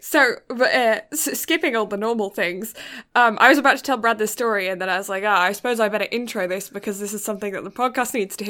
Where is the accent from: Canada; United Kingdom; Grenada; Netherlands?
United Kingdom; And no, I'm just British, so translucent.